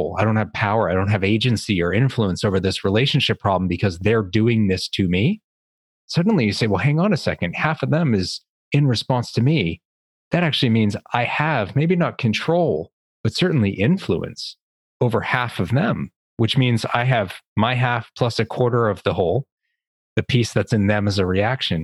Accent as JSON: {"language": "English", "town": "Boston", "region": "Massachusetts", "country": "United States", "said": "I'm from Boston"}